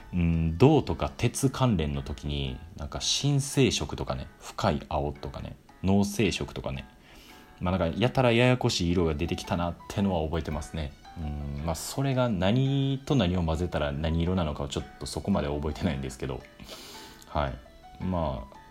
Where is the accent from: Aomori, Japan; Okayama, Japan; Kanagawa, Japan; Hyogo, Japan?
Hyogo, Japan; 僕も兵庫県出身なんで